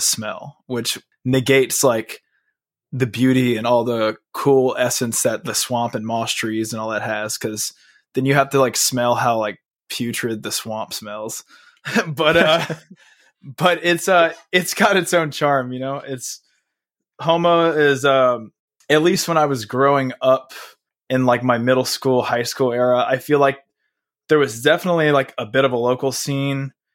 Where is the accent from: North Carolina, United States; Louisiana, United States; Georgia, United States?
Louisiana, United States; Houma; also born or lived in Texas / California; me and my mom ended up living in a little city called Homa, which is like an hour outside of New Orleans